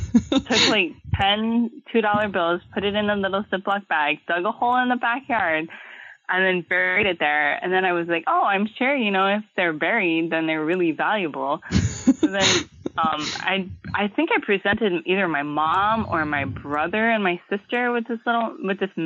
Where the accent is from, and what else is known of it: Honolulu, Hawaii, United States; born or raised there